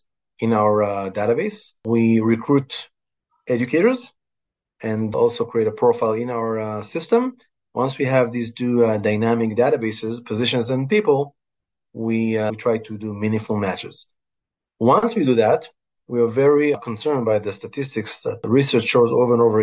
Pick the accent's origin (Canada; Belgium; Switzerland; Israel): Israel; moved away as an adult; also born or lived in Houston, Texas; I grew up in Israel